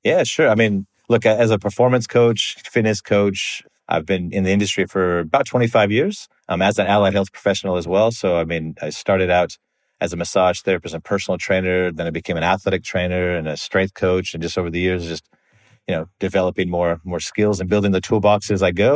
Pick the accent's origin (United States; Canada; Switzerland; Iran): United States; moved away as an adult; also born or lived in Australia; I'm American